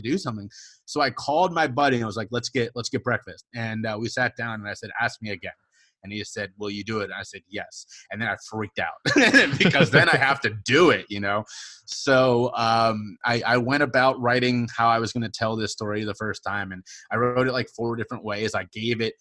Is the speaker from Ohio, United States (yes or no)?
yes; Cincinnati, Ohio, United States; moved away as an adult; now in South Carolina, United States; I grew up in Cincinnati, I was born and raised there